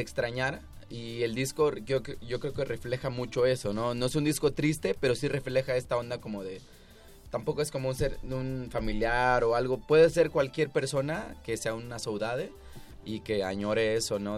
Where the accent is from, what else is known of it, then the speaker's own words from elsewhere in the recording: Acapulco, Guerrero, Mexico; nosotros somos de Acapulco